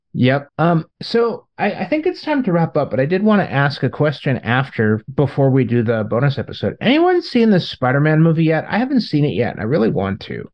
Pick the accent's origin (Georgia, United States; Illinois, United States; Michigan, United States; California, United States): California, United States; Long Beach; my hometown